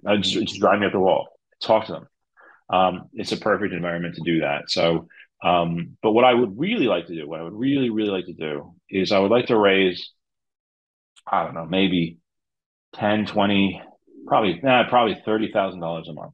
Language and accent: English; New Jersey, United States; I am from New Jersey